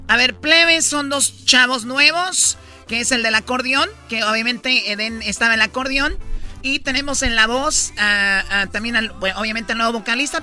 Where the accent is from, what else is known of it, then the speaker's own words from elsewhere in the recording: Jalisco, Mexico; Yo soy de Jalisco